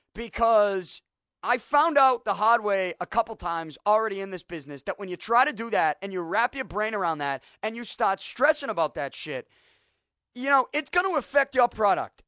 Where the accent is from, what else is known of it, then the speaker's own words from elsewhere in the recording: Boston, Massachusetts, United States; I grew up in Southie